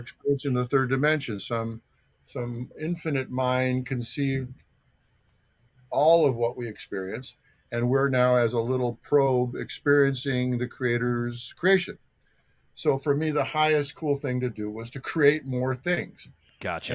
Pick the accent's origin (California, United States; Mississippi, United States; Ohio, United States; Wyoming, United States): Ohio, United States; North Olmsted; also born or lived in New Jersey; I was born in New Jersey, but sort of my my formulation ninth grade started in North Olmsted High School in in the Cleveland, Ohio area